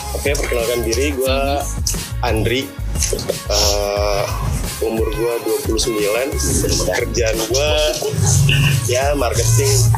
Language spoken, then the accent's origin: Indonesian; Lampung, Indonesia; moved away; Gua dari Lampung